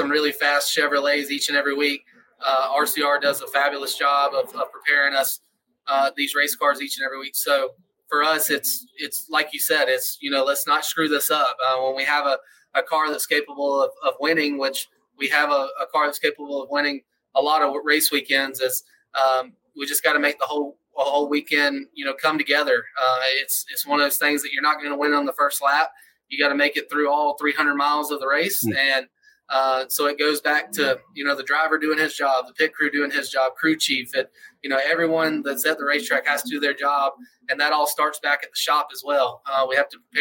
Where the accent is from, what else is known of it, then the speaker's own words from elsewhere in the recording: Atlanta, Georgia, United States; moved away; I grew up in Atlanta, Georgia area